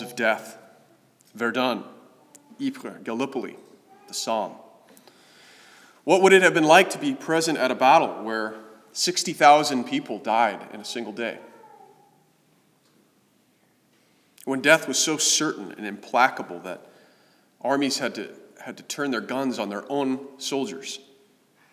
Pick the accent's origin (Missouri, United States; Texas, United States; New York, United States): Missouri, United States; Kansas City; I grew up in Kansas City